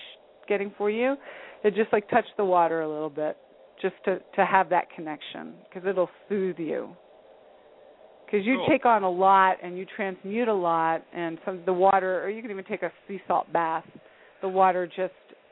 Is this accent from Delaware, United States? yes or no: yes; Delaware, United States; moved away; I'm originally from Delaware years ago